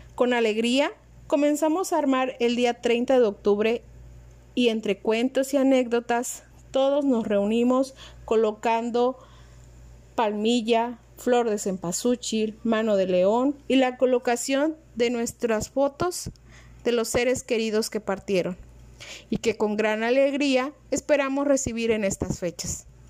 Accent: Totonacapan region, Veracruz, Mexico; En nuestra región, esta celebración inicia el 18 de octubre

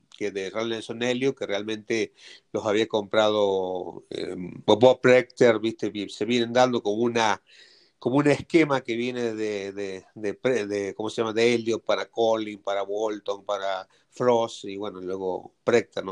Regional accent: Argentina; moved away; also born or lived in Mexico; yo siendo argentino

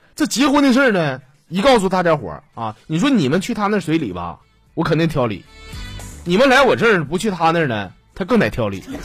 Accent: Northeast China, China; 作为一个土生土长，我是没有离开过黑土地的东北人

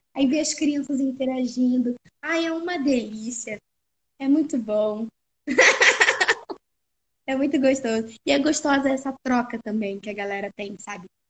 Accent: Rio de Janeiro, Brazil; E eu sou do Rio

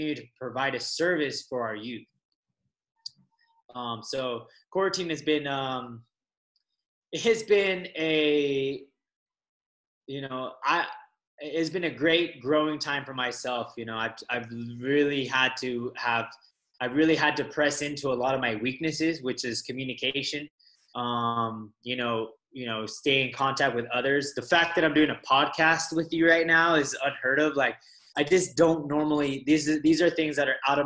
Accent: Las Vegas, Nevada, United States; moved away as an adult; also born or lived in Los Angeles, United States; now in Kauai, United States; I grew up in Las Vegas. So I'm actually, I was born in LA and grew up in Las Vegas

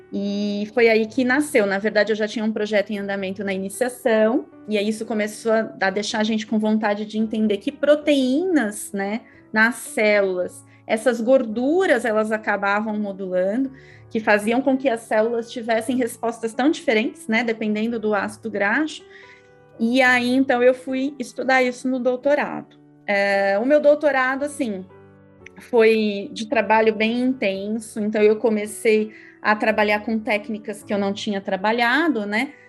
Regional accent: São Paulo, Brazil; eu sou aqui de São Paulo, lá no Tatuapé

